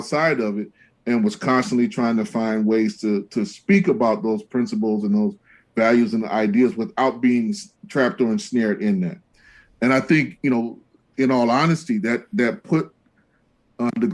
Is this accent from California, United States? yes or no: yes; Los Angeles, California, United States; I grew up primarily in Los Angeles, not exclusively